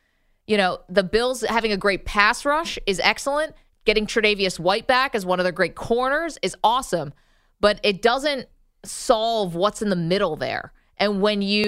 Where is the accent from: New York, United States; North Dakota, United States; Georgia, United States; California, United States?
New York, United States; Binghamton; I am from Binghamton, New York